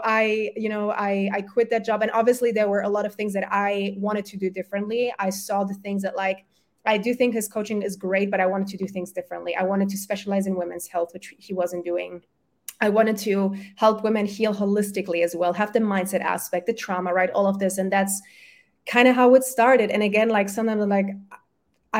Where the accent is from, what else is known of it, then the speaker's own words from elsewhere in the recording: Germany; first language German and Polish; English is a second language; also born or lived in Poland; I was born in Germany, my family's from Poland